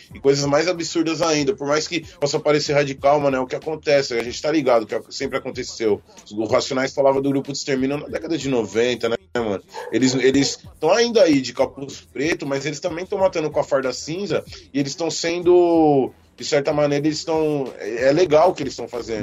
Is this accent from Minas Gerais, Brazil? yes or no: no; São Paulo, Brazil; now in Itapevi, Brazil; Tô morando em Itapevi, na verdade eu sou do Rio Pequeno, mas tô morando em Itapevi